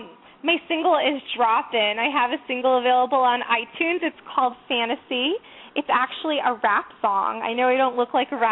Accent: Connecticut, United States; I come from a very conservative family. I grew up in Connecticut.

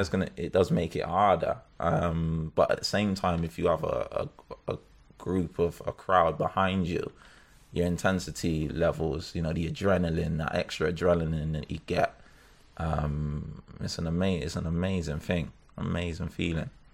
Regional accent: Bristol, South West England, United Kingdom; now in Birmingham, United Kingdom; I'm from Bristol.

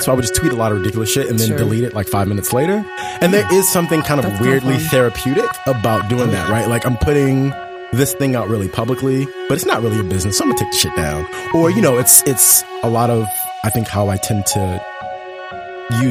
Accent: Baltimore, Maryland, United States; I'm from Baltimore

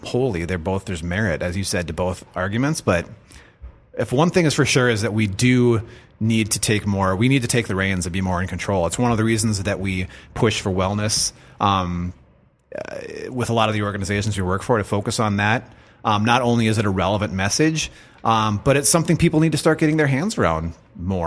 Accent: United States; us as American citizens

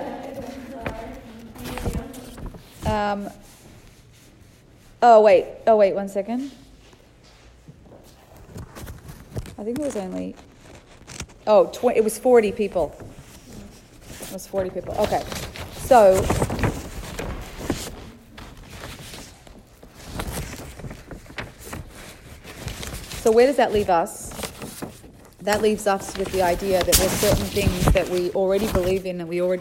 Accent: Sydney, New South Wales, Australia; moved away; I was from Sydney, Australia

